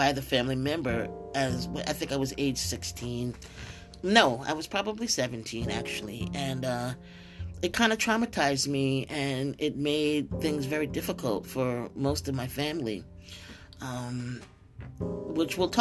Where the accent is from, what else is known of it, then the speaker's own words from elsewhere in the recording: upstate New York, United States; also born or lived in Brooklyn, New York; by the age of 9, I moved from Brooklyn to upstate New York